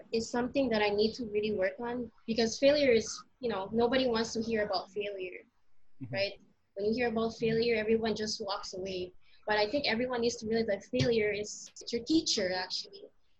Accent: Philippines; Filipino Heritage Month is, for me, it's a way of embracing your culture, being Filipino.

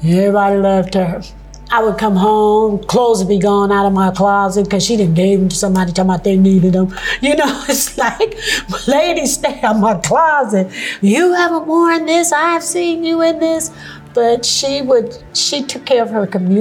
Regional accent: Sacramento, California, United States; also born or lived in Alexandria, Louisiana; I moved to California when I was two, particularly Sacramento, California. So I went to school in Sacramento.

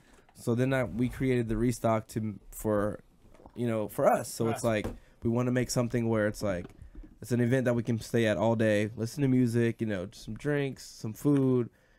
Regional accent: Woodbridge, Virginia, United States; we're from Woodbridge.

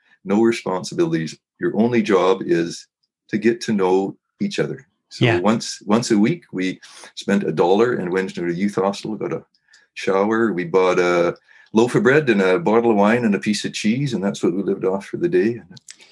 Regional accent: Kamloops, British Columbia, Canada; also born or lived in Chase, British Columbia / Salmon Arm, British Columbia; I grew up at Kamloops, British Columbia. That's Western Canada

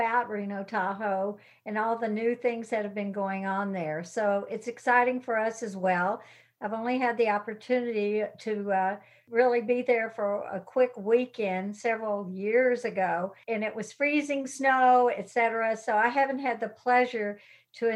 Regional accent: Dallas, Texas, United States; now in Houston, United States; I actually grew up in Dallas. I was born in Dallas.

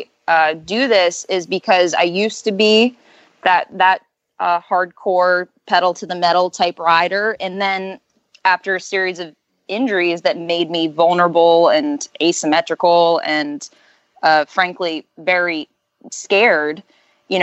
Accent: Orlando and Ocala area, Florida, United States; now in Tallahassee, United States; I'm in Tallahassee, Florida, and I'm from Orlando and Ocala area

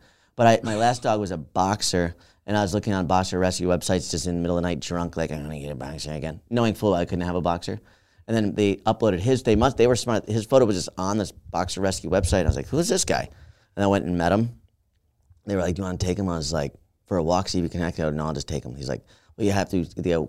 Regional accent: Albany, New York, United States; Upstate New York.

